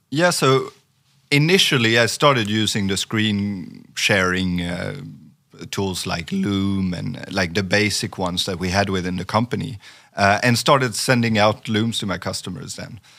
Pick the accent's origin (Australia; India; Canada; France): France; first language French; English is a second language; moved away as an adult; also born or lived in Sweden; I grew up in France for for twenty years, so so I, I, I am native in French